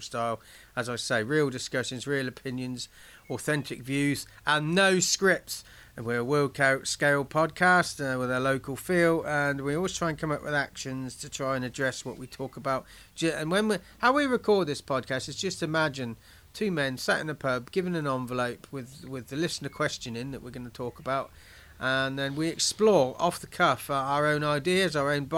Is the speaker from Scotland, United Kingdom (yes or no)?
no; Marsh Baldon, South East England, United Kingdom; I grew up in Marsh Bolden